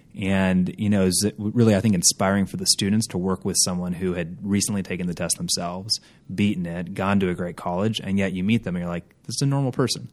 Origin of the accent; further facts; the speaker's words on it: Minneapolis, Minnesota, United States; moved away as an adult; also born or lived in Boston; now in Los Angeles, United States; I grew up in Minneapolis, Minnesota